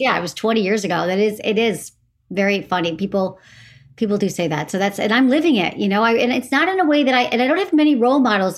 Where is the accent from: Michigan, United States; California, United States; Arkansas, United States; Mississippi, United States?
Michigan, United States; Farmington Hills; moved away as an adult; also born or lived in San Francisco; I'm from Farmington Hills, Michigan, which is a suburb of Detroit.